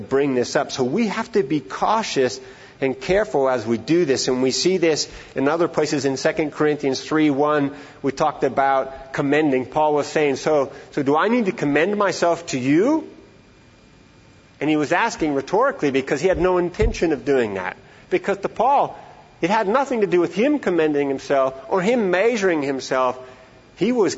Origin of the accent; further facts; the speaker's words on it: Montana, United States; moved away; I'm from Montana originally.